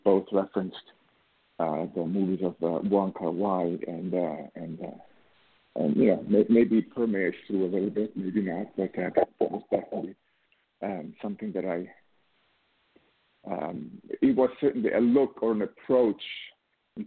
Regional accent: Switzerland; moved away; also born or lived in New York; I was born and raised in Switzerland

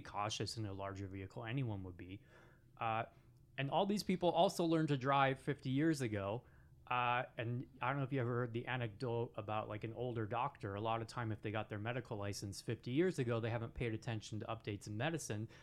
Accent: Seeley Lake, Montana, United States; we grew up in Sealy Lake, so there was certain stuff that if we ever wanted, we had to come to Missoula to get

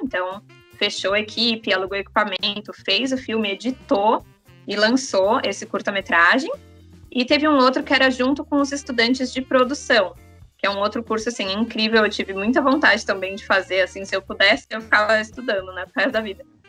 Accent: São Paulo, Brazil; moved away as an adult; now in Vancouver, Canada; eu nasci, cresci, sempre morei em São Paulo, capital

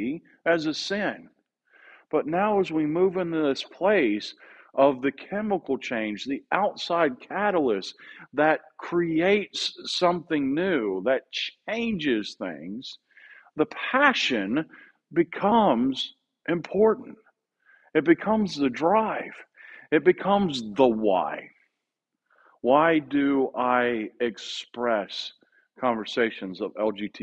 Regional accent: Southeast, United States; moved away as an adult; now in Oceanside, United States; I grew up in the Southeast. I grew up understanding things with a Southeastern understanding and celebrations

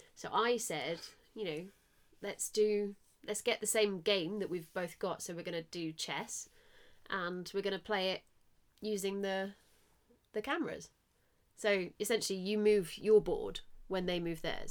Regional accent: Southampton, South East England, United Kingdom; I'm from Southampton

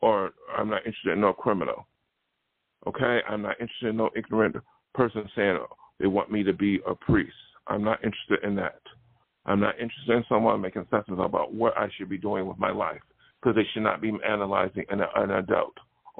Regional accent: Buffalo, New York, United States; now in California, United States; So when I came to California from New York, which is very open-minded, New York State, not New York City, but Buffalo, and then come out here

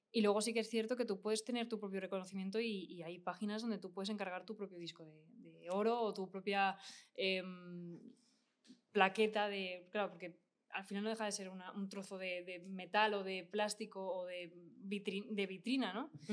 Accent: Spain; yo en España no termino de experimentar, pero porque somos muy fríos, somos muy europeos todavía

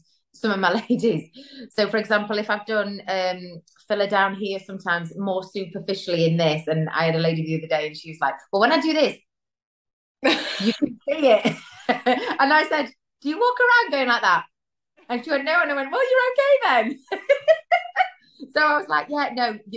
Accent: Derbyshire, East Midlands, United Kingdom; I'm from the UK, in England, a place called Derbyshire, like Middle England.

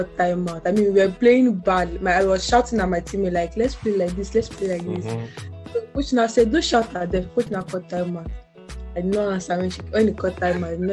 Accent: Osun, Nigeria; also born or lived in Delta State, Nigeria; I wasn't born in Osun State. I was born in Delta State.

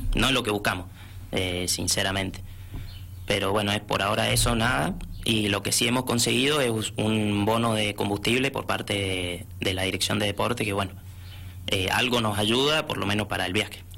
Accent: San Rafael, Mendoza, Argentina; Soy el único mendocino que, está viajando a, este campeonato

